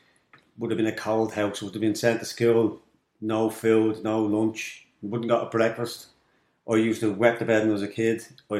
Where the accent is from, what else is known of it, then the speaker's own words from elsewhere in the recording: Darndale, Leinster, Ireland; I grew up in Darndale in Kulak.